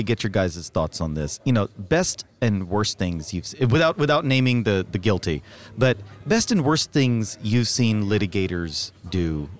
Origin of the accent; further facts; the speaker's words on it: Texas, United States; And I want to thank you for saying voir dire, because I'm also from Texas.